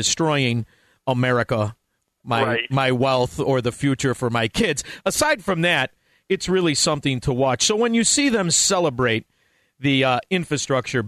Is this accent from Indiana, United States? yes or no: no; Chicago, Illinois, United States; I'm from Chicago, Illinois